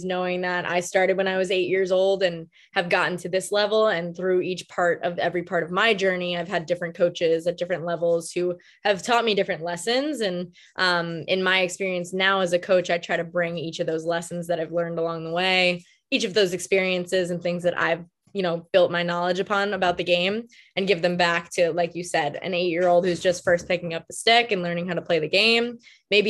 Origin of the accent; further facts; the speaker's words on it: Long Island, New York, United States; I am from New York, born and raised, Long Island, New York